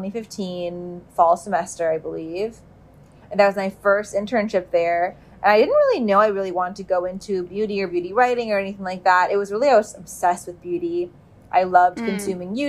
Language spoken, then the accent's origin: English; Bay Area, California, United States; moved away as an adult; also born or lived in New York; I grew up in California. In the Bay Area